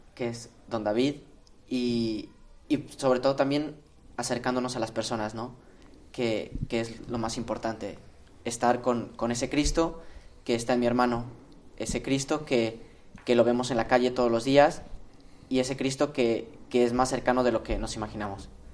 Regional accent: Tlaxcala, Mexico; moved away as an adult; now in Spain; Del estado de Tlaxcala

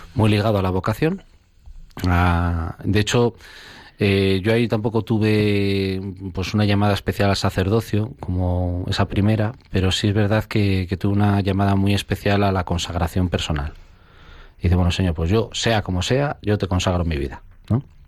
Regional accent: Zamora, Castile and León, Spain; yo soy natural de Zamora

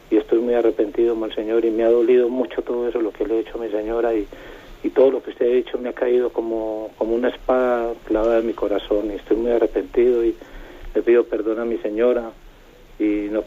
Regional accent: Colombia; moved away as an adult; now in Spain; yo soy colombiano y llevo nueve años aquí en España

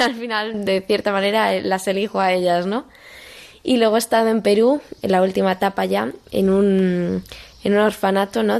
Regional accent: Madrid, Community of Madrid, Spain; soy de Madrid, vivo en Boadilla del Monte

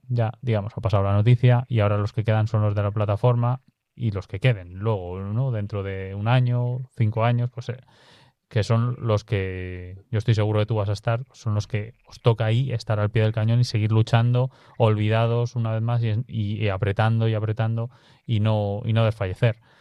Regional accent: Pobladura de Aliste, Sierra de la Culebra area, Castile and León, Spain; moved away; estar en mi pueblo

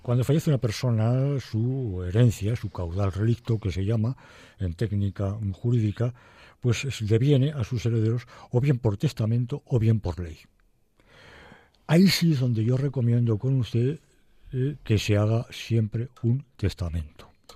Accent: Madrid, Community of Madrid, Spain; yo nací en el Madrid de las Vistillas.

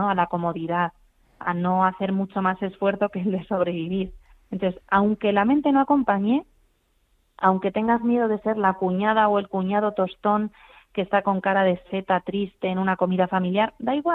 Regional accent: Madrid, Community of Madrid, Spain; Bueno, digo Madrid Río porque soy de Madrid

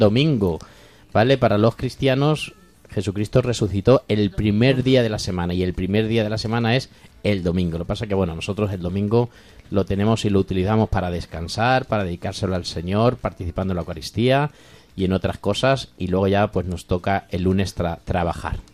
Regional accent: Corral de Almaguer, Castilla-La Mancha, Spain; moved away as an adult; now in Alcuéscar, Spain; desde ese pueblo precioso, Pablo, que tenemos en Castilla-La Mancha, que se llama Corral de Almaguer, de donde yo soy

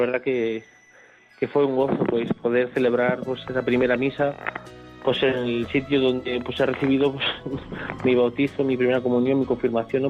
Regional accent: not far from Santa Cruz de la Zarza, Castilla-La Mancha, Spain; la que yo he crecido, ¿no? Pues aquí no está muy, muy lejos de mi pueblo

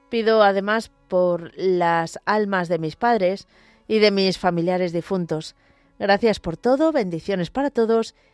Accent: Vigo, Galicia, Spain; quiero que nos pongáis a mi marido y a mí bajo el manto de la Virgen

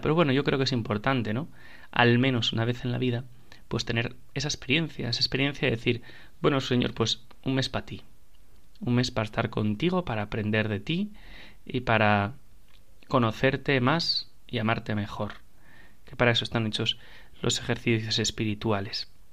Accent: Spain; somos la Iglesia española

